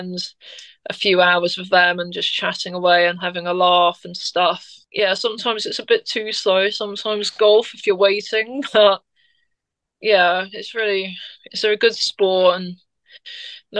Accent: United Kingdom; being British

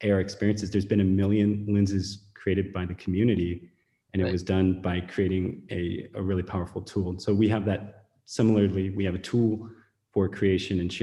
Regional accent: Silicon Valley, California, United States; moved away as an adult; also born or lived in Beijing, China; I was born in Silicon Valley, recruited to go to China and worked in Beijing for 8 years

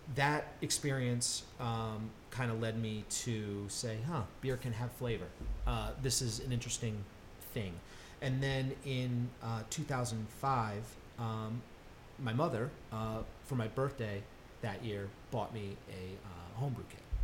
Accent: Connecticut, United States; moved away as an adult; I grew up in Connecticut.

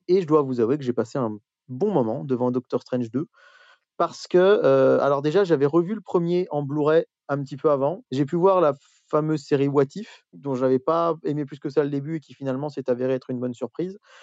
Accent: France

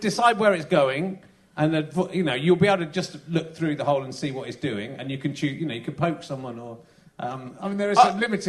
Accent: Wem, West Midlands, United Kingdom; Wem, I come from Wem in Shropshire.

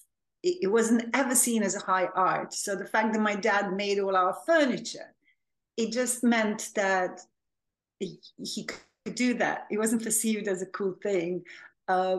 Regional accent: Serbia; also born or lived in Belgrade; now in London, United Kingdom; So I was born and raised in Serbia, which at that time was a different country. It was called Yugoslavia

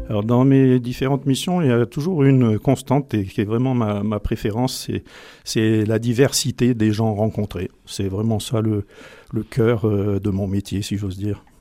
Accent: Valence, Auvergne-Rhône-Alpes, France; also born or lived in Beauce; je suis issu d'une vraie famille dromoise, puisque j'ai grandi après euh, au cœur de ma famille euh, large entre Valence et Barcelone

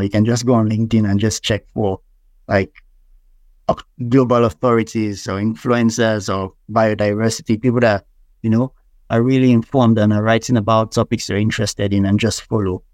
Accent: Nigeria; being a Nigerian

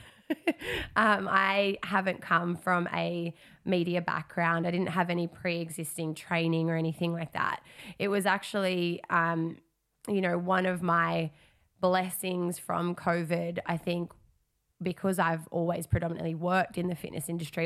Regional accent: Darwin, Northern Territory, Australia; moved away as an adult; I come from Darwin, I'd spent, um, a big chunk of twenty twenty back home

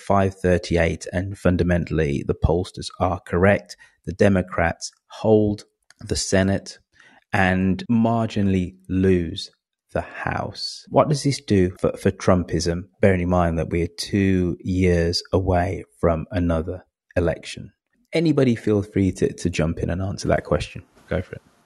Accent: England, United Kingdom; I am English

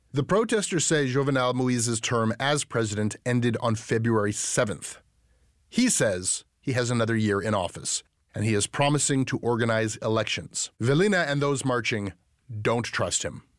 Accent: Canada; as a Canadian

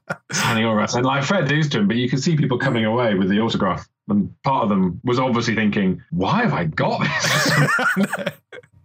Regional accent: Wales, United Kingdom; accent: Welsh; I'm from Wales

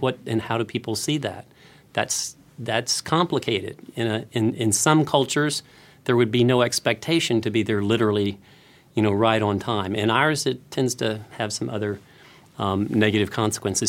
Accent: Houston, Texas, United States; I come from Houston

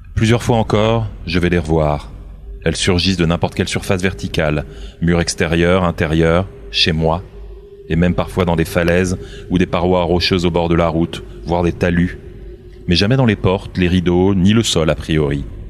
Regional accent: Burgundy, Bourgogne-Franche-Comté, France; j'ai grandi en Bourgogne

